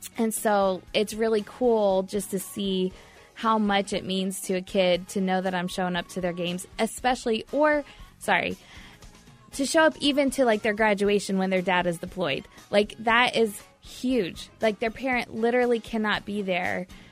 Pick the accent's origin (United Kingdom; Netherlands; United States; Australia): United States; Batesville, Indiana; I grew up in a small town in Indiana, um, born and raised in a little small town called Batesville